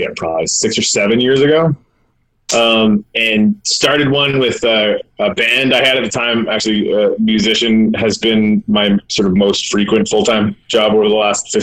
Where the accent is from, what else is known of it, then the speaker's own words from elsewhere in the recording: Yellowknife, Northwest Territories, Canada; I'm originally from Yellowknife, Northwest Territories, Canada